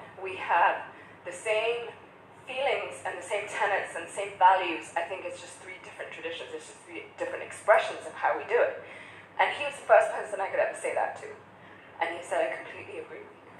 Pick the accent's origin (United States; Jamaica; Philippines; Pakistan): Pakistan; English is a second language; also born or lived in Kuwait / Oman / Dubai; now in United Kingdom; I'm from Pakistan, but I grew up in Kuwait and Oman and Dubai. And then I moved to London and lived in many different countries, many different cultures.